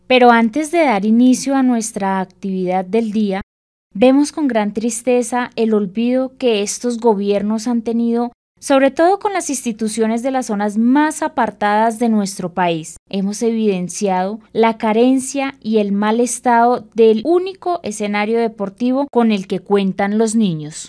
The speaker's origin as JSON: {"language": "Spanish", "country": "Colombia", "said": "nuestro país"}